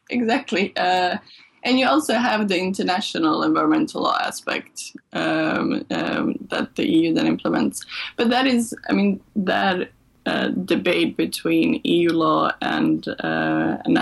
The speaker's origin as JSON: {"language": "English", "town": "Malmö", "region": "Skåne", "country": "Sweden", "tie": "born or raised there", "also_born_or_lived": "Serbia", "said": "I'm of Serbian origin, but I grew up in Sweden, and I left Sweden when I was 19, and then I came back 10 years later to work at Lund University"}